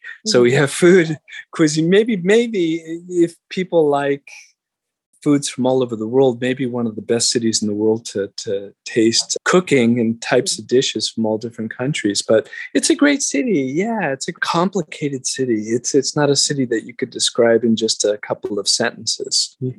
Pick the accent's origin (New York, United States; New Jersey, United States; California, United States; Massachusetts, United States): California, United States; Los Angeles; moved away as an adult; also born or lived in Japan / Thailand / Tokyo; Well, I live in Los Angeles. And how long have I lived here? Well, I grew up here and then spent some years abroad, which we'll talk about, I'm sure, a little bit later. And then I moved back here from Thailand in 1992 when my son was a year old.